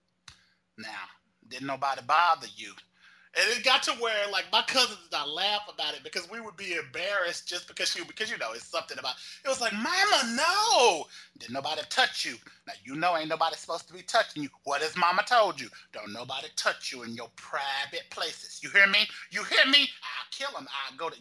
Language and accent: English; Texas, United States; growing up in Texas